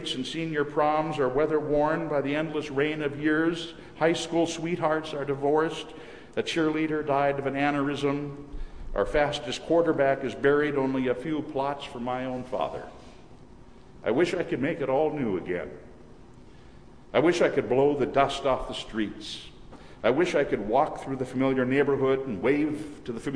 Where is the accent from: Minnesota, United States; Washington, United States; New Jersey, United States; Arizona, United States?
Minnesota, United States; moved away; returning to Minnesota to visit my mother. Whenever during the past few years I've returned to my hometown